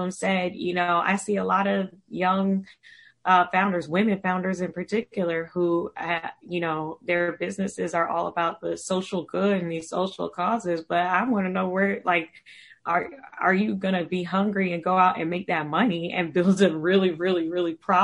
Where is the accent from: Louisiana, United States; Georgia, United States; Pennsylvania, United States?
Georgia, United States; Savannah; moved away as an adult; also born or lived in London; now in Washington, D.C., United States; I'm from Savannah, Georgia.